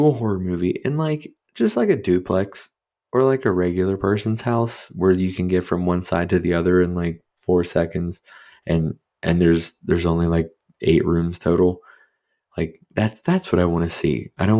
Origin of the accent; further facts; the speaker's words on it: Pennsylvania, United States; where I grew up in Eastern or Western PA, wrong side of the state. I grew up in a pretty modest middle-class home, right?